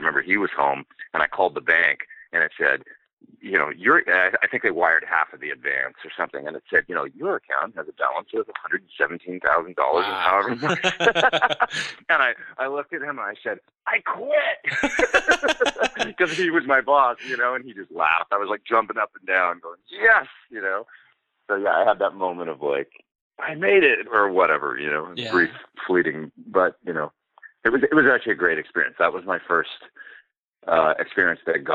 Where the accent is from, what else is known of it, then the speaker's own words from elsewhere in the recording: Edmonton, Alberta, Canada; moved away as an adult; also born or lived in Los Angeles, United States; my hometown in Edmonton